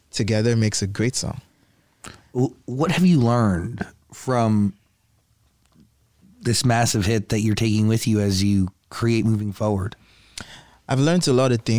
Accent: Nigeria; I'm actually not from South Africa. I'm actually Nigerian.

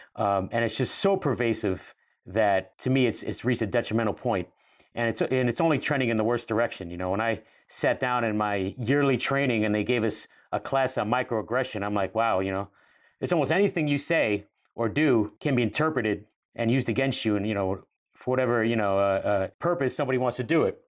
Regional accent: New York, United States; we grew up in New York in the nineties, even on Staten Island

